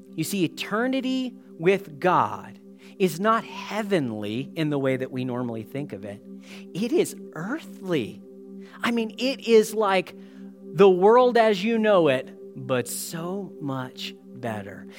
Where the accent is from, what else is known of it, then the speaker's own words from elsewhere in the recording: United States; now in Canada; as an American boy